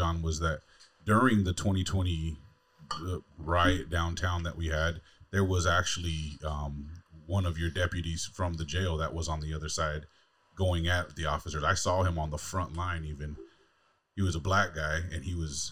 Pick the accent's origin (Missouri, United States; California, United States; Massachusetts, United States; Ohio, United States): California, United States; Southern; now in Fargo, United States; I'm from Southern California, born and raised, mm-hmm. LA, San Diego